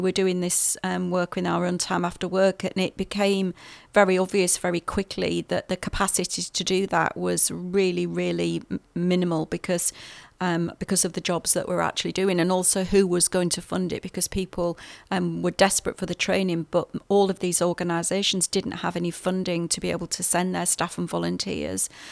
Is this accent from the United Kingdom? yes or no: yes; England, United Kingdom; moved away as an adult; now in New Zealand; You'll hear from my accent. I'm from the U K originally.